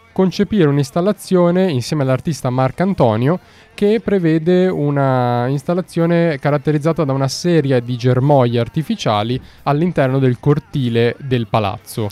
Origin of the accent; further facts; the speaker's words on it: Milan, Lombardy, Italy; io sono milanese